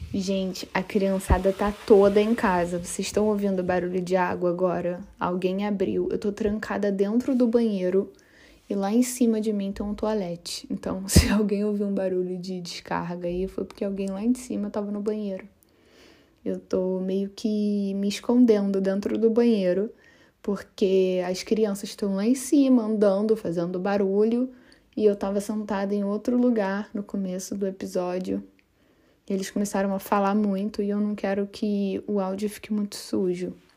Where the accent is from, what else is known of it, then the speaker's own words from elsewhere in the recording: Rio de Janeiro, Brazil; moved away as an adult; also born or lived in Florianópolis / Rio Grande do Norte; eu sou carioca e eu sou uma típica carioca que vivia na praia